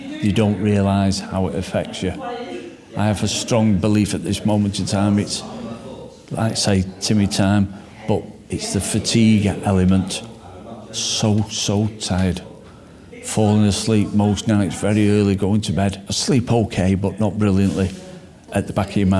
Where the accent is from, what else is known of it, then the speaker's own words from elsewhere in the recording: Stockport, North West England, United Kingdom; based in my hometown of Stockport